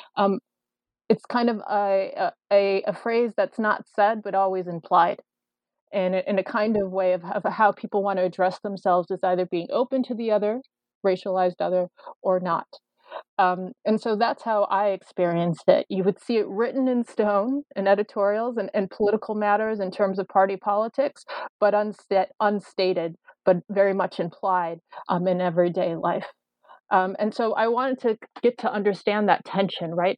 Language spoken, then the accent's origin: English; Chicago, Illinois, United States; born or raised there